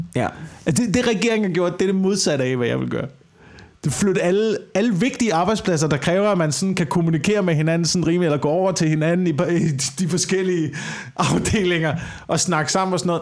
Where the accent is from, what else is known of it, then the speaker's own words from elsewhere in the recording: West Jutland, Central Denmark Region, Denmark; moved away; also born or lived in Amager; det er på Vestjylland, hvor jeg er vokset op